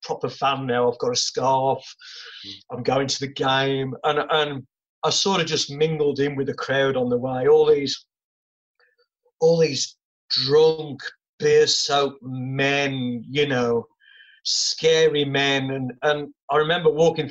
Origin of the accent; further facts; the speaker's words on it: Wolverhampton, West Midlands, United Kingdom; I've always been very patriotic about my hometown, as it was then, Wolverhampton